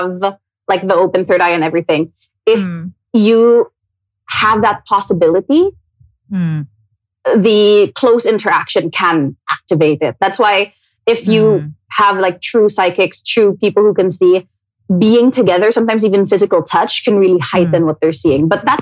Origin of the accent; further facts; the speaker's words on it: Cebu City, Central Visayas, Philippines; moved away as an adult; also born or lived in Manila; So I grew up in Cebu. I moved to Manila when I was 18